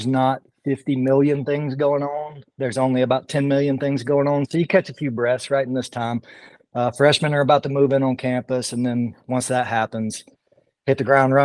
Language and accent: English; Georgia, United States; moved away as an adult; now in Iowa, United States; I'm from Georgia originally